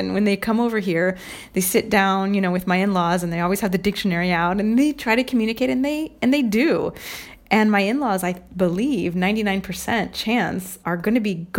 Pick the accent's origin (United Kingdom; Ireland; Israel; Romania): Ireland; But just in case you're thinking, I have no Italian heritage, I'm Irish.